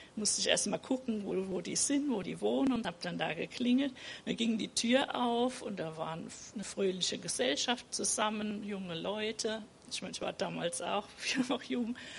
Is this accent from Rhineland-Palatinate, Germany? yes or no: yes; Rhineland-Palatinate, Germany; also born or lived in Mannheim; Ich bin in der Pfalz aufgewachsen